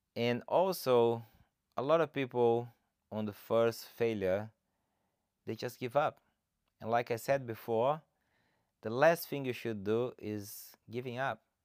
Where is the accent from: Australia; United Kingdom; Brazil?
Brazil; English is a second language; moved away; I'm originally from Brazil. that's why I have this funny accent.